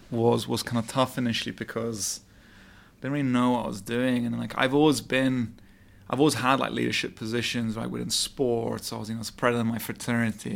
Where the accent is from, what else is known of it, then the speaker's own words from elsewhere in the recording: London, United Kingdom; moved away as an adult; also born or lived in Montreal, Canada; now in Dubai, United Arab Emirates; I was born and raised in London